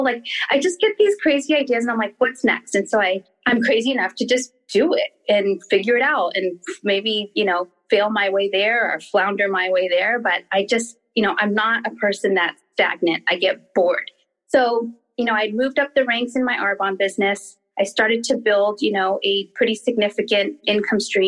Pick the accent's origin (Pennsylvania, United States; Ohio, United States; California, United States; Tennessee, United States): California, United States; Redondo Beach; I actually grew up in like Redondo Beach, Torrance. I'm a South Bay girl